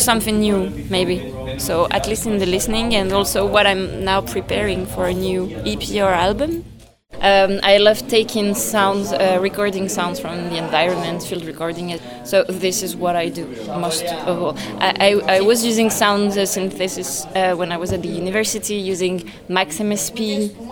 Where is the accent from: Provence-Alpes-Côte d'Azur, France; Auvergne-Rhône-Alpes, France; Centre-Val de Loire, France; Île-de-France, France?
Île-de-France, France; Paris; English is a second language; I come from France, Paris. I mean, I was born there